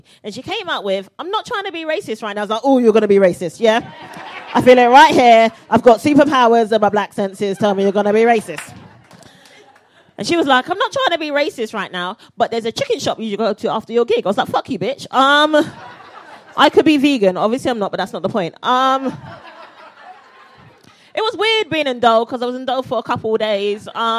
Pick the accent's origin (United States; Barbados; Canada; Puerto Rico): Barbados; now in United Kingdom